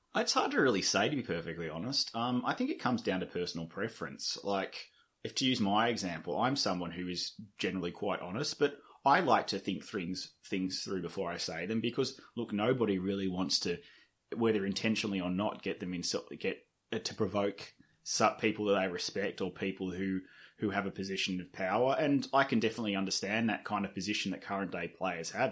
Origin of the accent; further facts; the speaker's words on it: Sydney, New South Wales, Australia; I'm from Sydney, but, and I grew up in Russell Lee, which is a small suburb wedged between Drumoyne and Fivedok